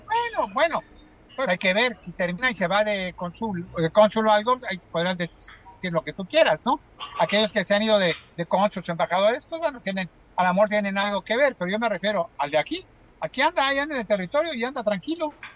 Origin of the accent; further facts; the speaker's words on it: Acapulco, Guerrero, Mexico; Soy mexicano, soy guerrerense, soy acapulqueño